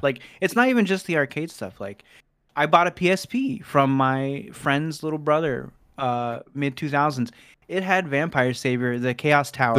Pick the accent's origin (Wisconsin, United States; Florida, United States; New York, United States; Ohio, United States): Ohio, United States; Cincinnati; born or raised there; also born or lived in Fort Wayne, Indiana